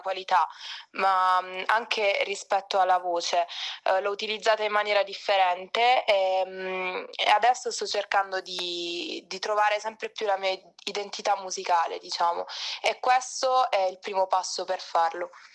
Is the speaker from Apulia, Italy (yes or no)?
yes; Altamura, province of Bari, Apulia, Italy; moved away as an adult; now in Rome, Italy; vengo dal Tamura in provincia di Bari. Adesso mi sono trasferita da poco a Roma